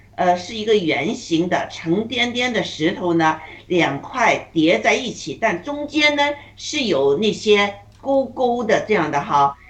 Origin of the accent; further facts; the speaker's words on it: China; 我们中国人